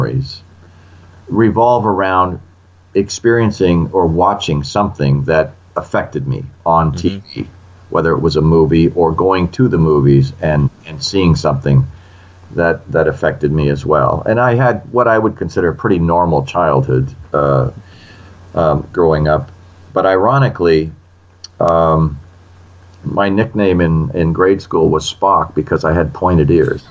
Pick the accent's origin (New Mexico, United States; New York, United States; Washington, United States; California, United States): Washington, United States; Olympia; I grew up in Olympia, Washington